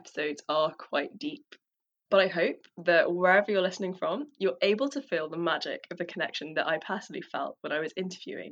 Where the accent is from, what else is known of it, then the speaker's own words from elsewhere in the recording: London, United Kingdom; as a daughter of Tamils who fled the genocide in Sri Lanka, growing up in London has provided me with a unique experience of two cultures, two languages